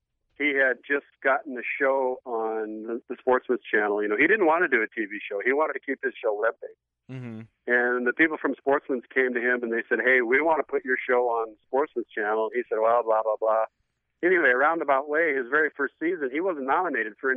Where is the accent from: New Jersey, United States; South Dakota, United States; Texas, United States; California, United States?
South Dakota, United States; I'm from South Dakota, and I really consider myself a Westerner more than a Midwesterner because, you know, where I'm at, we've got elk and mule deer, mountain goats, mountain lions, bighorn sheep, you know, right there in the Black Hills of where I'm from